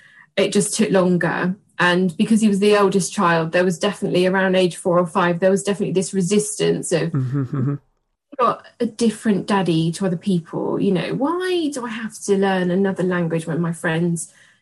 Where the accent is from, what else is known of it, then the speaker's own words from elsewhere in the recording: England, United Kingdom; now in London, United Kingdom; So he basically went into an English nursery surrounded by English, came home and I'm English.